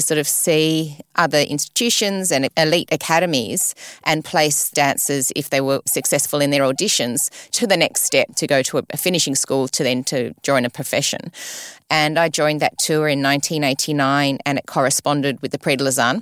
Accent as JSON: {"language": "English", "town": "Sydney", "region": "New South Wales", "country": "Australia", "tie": "born or raised there", "also_born_or_lived": "London, United Kingdom", "said": "I was born in Sydney and, and brought up here all the way till I was fifteen"}